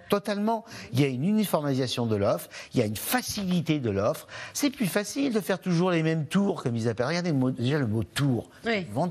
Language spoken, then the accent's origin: French; Cantal, Auvergne-Rhône-Alpes, France; dans le Cantal, chez moi